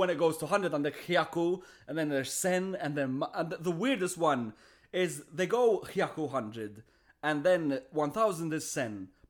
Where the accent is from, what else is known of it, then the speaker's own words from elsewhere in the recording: Malta; I am from Malta.